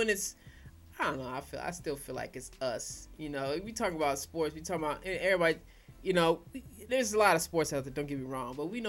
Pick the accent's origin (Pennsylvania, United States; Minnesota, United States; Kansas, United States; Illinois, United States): Kansas, United States; I'm from Kansas, man.